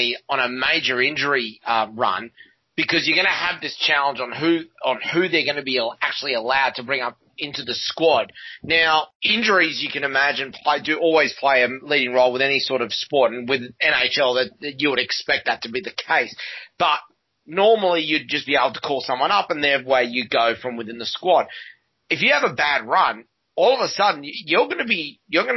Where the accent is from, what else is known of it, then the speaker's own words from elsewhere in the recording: Australia; what we're used to in Australia